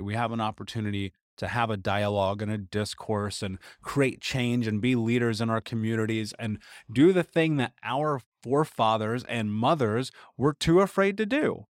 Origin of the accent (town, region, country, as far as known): United States